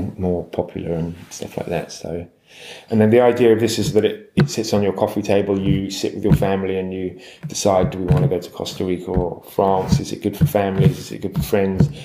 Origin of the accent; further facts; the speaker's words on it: London, United Kingdom; I'm from London, so you know, I didn't grow up by the sea